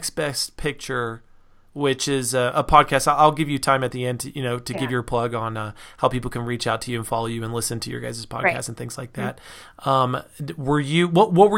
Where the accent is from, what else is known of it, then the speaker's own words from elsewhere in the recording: Reno, Nevada, United States; now in Utah, United States; I grew up in Reno, Nevada.